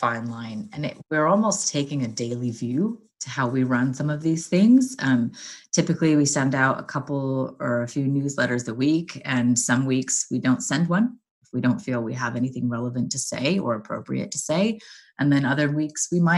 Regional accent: Southern California, United States; moved away as an adult; also born or lived in Los Angeles; now in London, United Kingdom; born and raised in Southern California

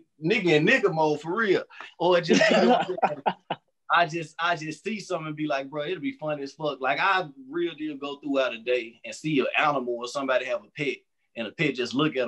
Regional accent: Memphis, Tennessee, United States; moved away as an adult; also born or lived in Murfreesboro; now in Nashville, United States; I'm from Memphis, Tennessee. Memphis, Tennessee, born and raised.

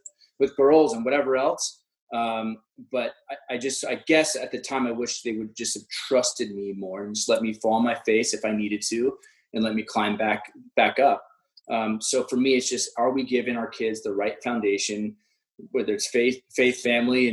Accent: Orange County, California, United States; I grew up in Orange County

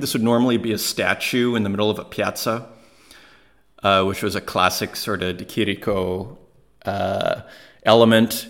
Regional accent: Saskatoon, Saskatchewan, Canada; moved away; I was from Saskatoon, Saskatchewan, in Canada, and I should know better as an Italian

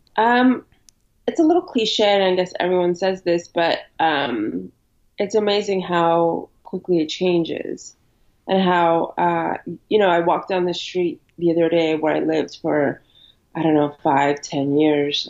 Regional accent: New York City, New York, United States; also born or lived in Ukraine; I, am in New York right now. Um, I grew up here. Um, but I was born in uh, Eastern Europe in Ukraine. We moved here when I was a kid

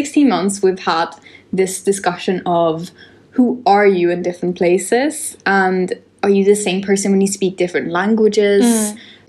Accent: Sweden; moved away as an adult; now in London, United Kingdom; Like if I'm from Sweden, living in London

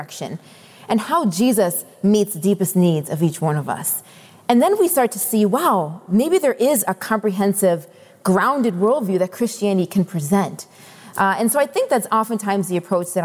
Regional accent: Rochester, New York, United States; moved away as an adult; now in Boston, United States; I started playing hockey growing up in Rochester

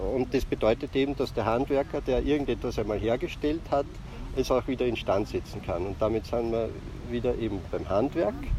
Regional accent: Ybbs an der Donau, Lower Austria, Austria; wo ich aufgewachsen bin in Ips

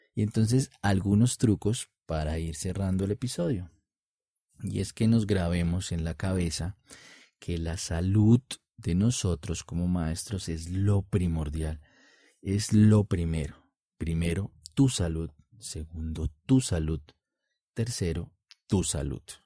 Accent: Colombia; en mi país, Colombia

